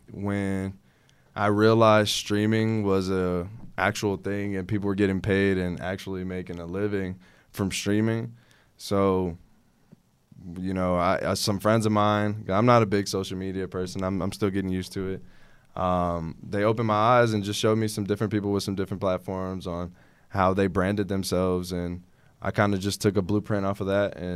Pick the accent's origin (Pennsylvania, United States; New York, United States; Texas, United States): Texas, United States; Houston; Houston, born and raised.